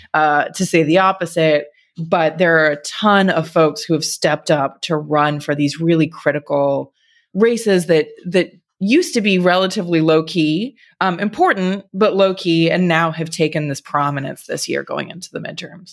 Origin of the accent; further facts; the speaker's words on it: Texas, United States; my home state of Texas